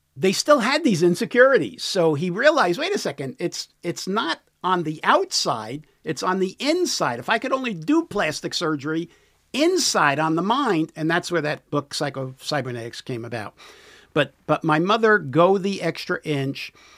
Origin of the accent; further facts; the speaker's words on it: New York City, New York, United States; now in San Diego, United States; New York City is my, is where I was born and raised, in the city